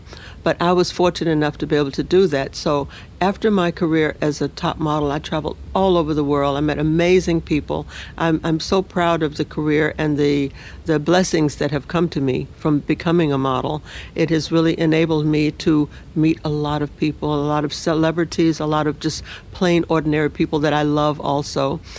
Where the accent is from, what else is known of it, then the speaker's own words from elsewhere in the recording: Nashville, Tennessee, United States; moved away as an adult; also born or lived in Los Angeles; I'm from Nashville, Tennessee, and I was born and raised there. At 18 years old, I decided that I really want to be a model, and I knew I couldn't do it there, so I went to Los Angeles